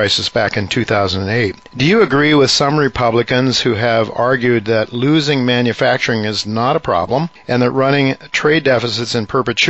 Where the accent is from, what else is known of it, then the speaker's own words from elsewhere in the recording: Ohio, United States; where I grew up in Ohio